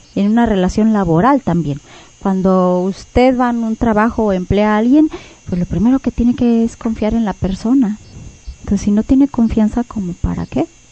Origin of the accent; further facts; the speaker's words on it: Mexico; como cultura mexicana